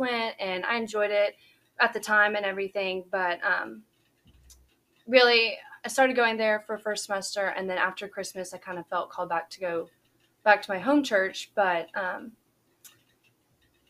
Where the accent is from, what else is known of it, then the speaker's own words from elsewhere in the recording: Shreveport, Louisiana, United States; moved away as an adult; now in Baton Rouge, United States; I grew up on a farm just right outside of Shreveport